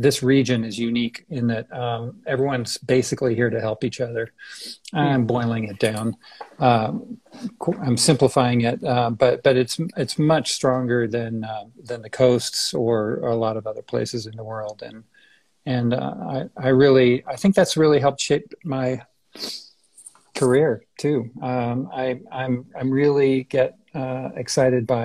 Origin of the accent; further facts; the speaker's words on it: San Francisco, California, United States; moved away as an adult; also born or lived in Boston / Berkeley / Zurich; now in Denver, United States; I'm from the Bay Area, San Francisco area originally